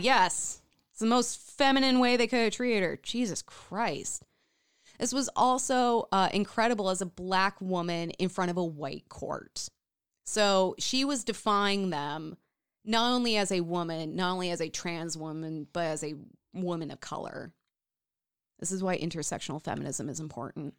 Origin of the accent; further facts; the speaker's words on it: Minnesota, United States; we are from Minnesota